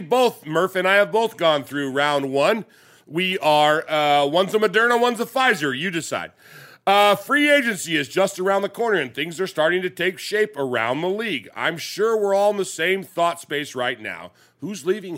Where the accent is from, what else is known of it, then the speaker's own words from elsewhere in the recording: England, United Kingdom; I'm Raider Nation from England